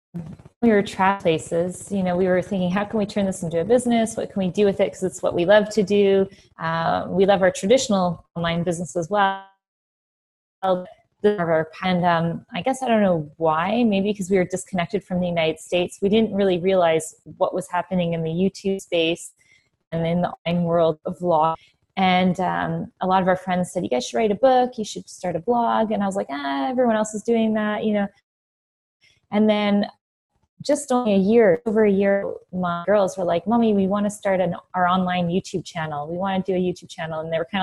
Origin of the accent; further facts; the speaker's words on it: Ontario, Canada; now in Switzerland; Ontario. So, but as you know, it's very there. Back in 2008, we took the jump and we escaped to Florida for a few years.